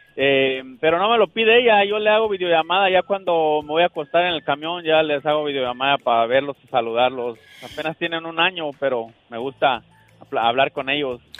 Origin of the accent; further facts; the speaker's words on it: Guatemala; soy trailero de, de Guatemala